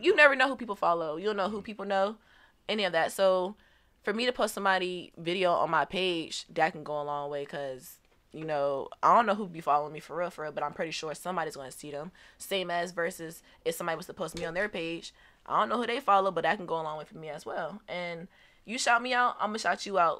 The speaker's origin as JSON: {"language": "English", "town": "Portsmouth", "region": "Virginia", "country": "United States", "tie": "born or raised there", "also_born_or_lived": "St. Louis, Missouri", "said": "I was raised, um, basically my whole life in Virginia"}